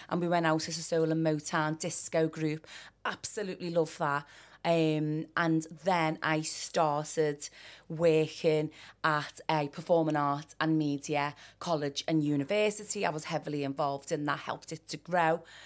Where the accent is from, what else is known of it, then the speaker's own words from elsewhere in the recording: Liverpool, North West England, United Kingdom; I grew up in Liverpool one